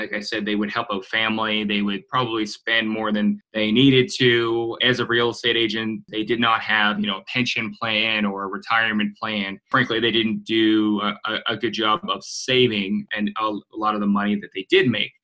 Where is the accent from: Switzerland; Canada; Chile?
Canada; Halifax, Nova Scotia; moved away as an adult; also born or lived in Guelph, Ontario; I grew up in Halifax, Nova Scotia.